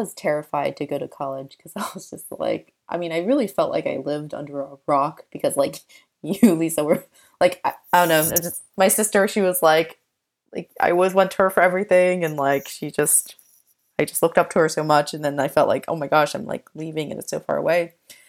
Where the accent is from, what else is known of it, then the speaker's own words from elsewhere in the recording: United States; And I think that growing up in America, like there's just certain things that are just quote unquote weird to someone who doesn't grow up in an Asian household.